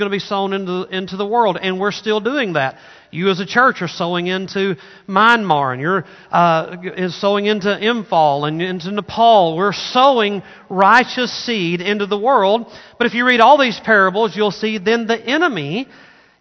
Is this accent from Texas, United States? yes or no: no; Arkansas, United States; moved away; I grew up in Arkansas